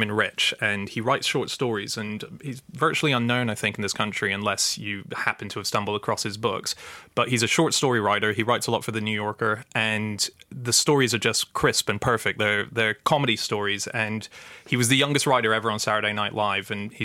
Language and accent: English; Hong Kong; moved away; when I was growing up in Hong Kong